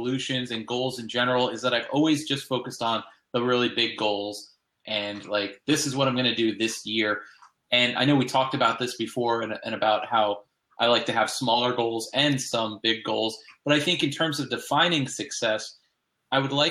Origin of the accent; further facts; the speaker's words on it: Boca Raton, Florida, United States; I've always lived right here in Boca Raton, this is where I grew up in South Florida